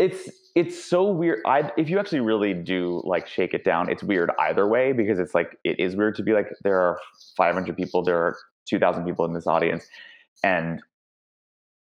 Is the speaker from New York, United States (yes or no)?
yes; New York City, New York, United States; moved away as an adult; also born or lived in Michigan; now in Los Angeles, United States; Born and raised in Manhattan